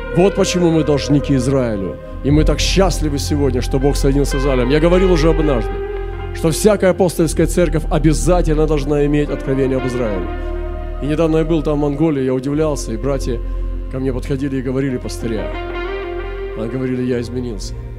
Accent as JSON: {"language": "Russian", "country": "Russia"}